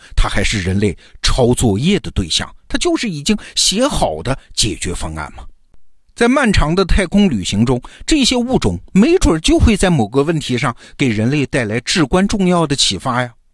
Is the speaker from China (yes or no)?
yes; China; 我们中国人的概念